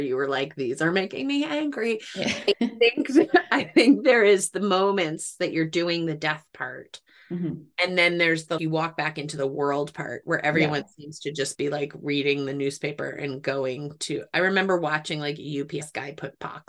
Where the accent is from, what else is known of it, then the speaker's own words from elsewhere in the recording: Cape Cod, Massachusetts, United States; I grew up on Cape Cod